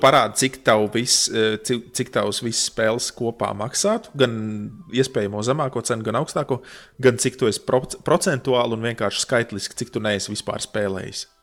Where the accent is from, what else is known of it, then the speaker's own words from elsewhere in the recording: Latvia; es esmu no Latvijas